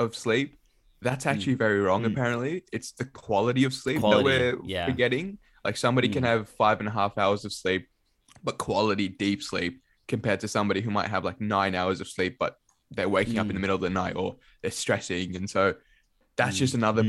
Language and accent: English; Sydney, New South Wales, Australia; moved away as an adult; also born or lived in Dhaka, Bangladesh / Canberra; I grew up in Sydney, so grew up in southwest Sydney. Wasn't born here. I was born in Dhaka, Bangladesh